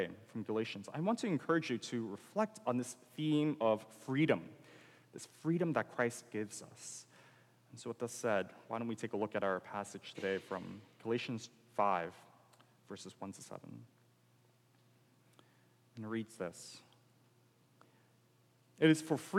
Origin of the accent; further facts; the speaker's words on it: United States; as an American